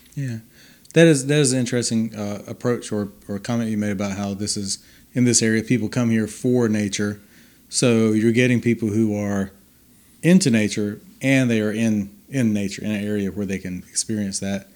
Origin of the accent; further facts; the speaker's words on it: Denver, Colorado, United States; Denver is my hometown